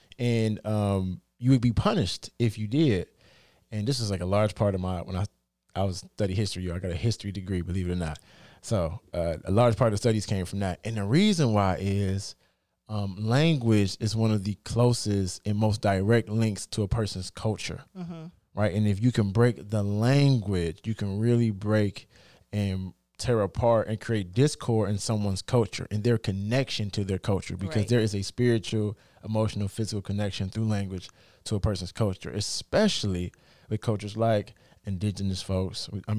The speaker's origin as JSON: {"language": "English", "country": "United States", "accent": "African American Vernacular English"}